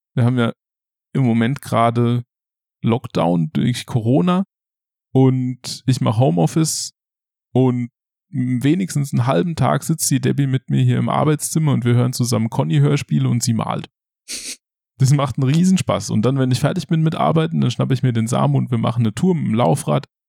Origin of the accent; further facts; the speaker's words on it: Schadeck, Hesse, Germany; moved away as an adult; now in Ludwigshafen, Germany; Ich komme aus der Nähe von Limburg. Limburg ist eine Stadt an der A3 zwischen Frankfurt und Köln. Und Schadeck, der Ort, wo ich herkomme, ist ein Dorf in der Nähe von Limburg. Und aus Schade kommt schon mein Vater und sein Vater und dessen Vater. Hm. Und da habe ich meine ganze Kindheit verbracht.